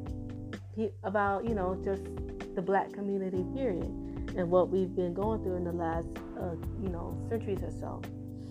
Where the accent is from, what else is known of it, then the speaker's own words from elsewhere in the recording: Florida, United States; now in Texas, United States; I'm from Florida, and I tell everybody I'm from Florida, even though I've been living in Texas for a long time